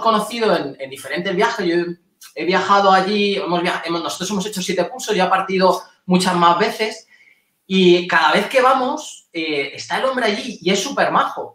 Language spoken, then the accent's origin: Spanish; Spain; somos españoles